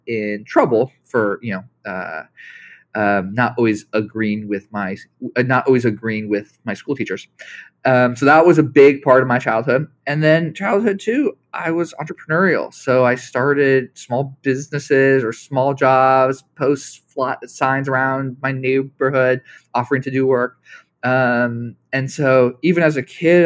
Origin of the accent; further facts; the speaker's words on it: Los Angeles, California, United States; I was raised in Los Angeles